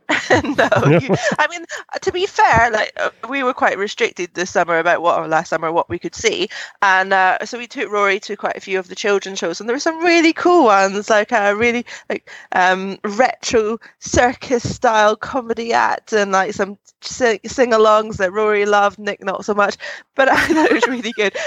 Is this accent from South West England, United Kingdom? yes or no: no; Scotland, United Kingdom; my home country